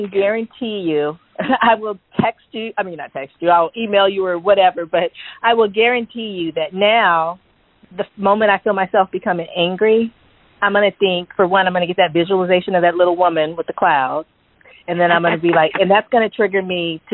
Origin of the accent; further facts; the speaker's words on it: California, United States; I'm from California